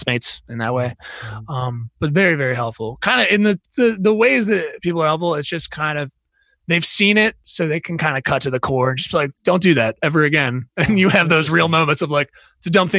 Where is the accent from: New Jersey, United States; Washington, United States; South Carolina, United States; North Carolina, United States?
New Jersey, United States; now in Philadelphia, United States; I'm also from New Jersey originally, so I have trash mouth.